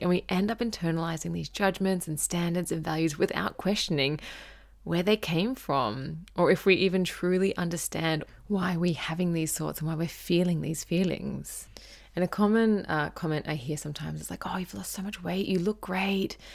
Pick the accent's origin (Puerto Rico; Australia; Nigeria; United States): Australia; Gold Coast, Queensland; I grew up on the Gold Coast in Surfers Paradise